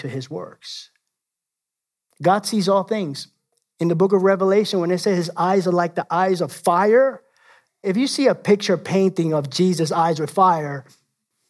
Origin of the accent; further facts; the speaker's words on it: New York City, New York, United States; I'm from the Bronx